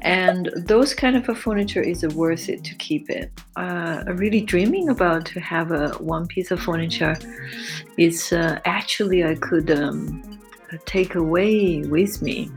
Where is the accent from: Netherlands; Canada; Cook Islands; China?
China; moved away as an adult; also born or lived in Europe